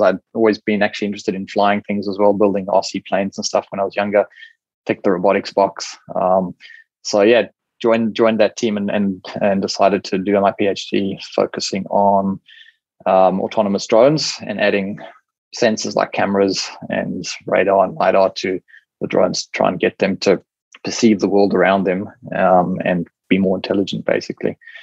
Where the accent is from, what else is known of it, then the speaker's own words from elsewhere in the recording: South Africa; moved away as an adult; also born or lived in Cape Town, South Africa / United Kingdom / United States; now in Brisbane, Australia; the place I grew up in South Africa is a beautiful coastal town